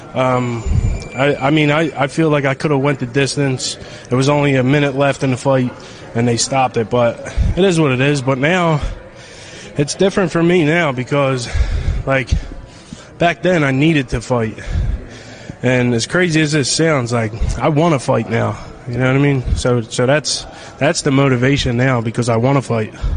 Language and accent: English; Philadelphia, Pennsylvania, United States; in front of my hometown crowd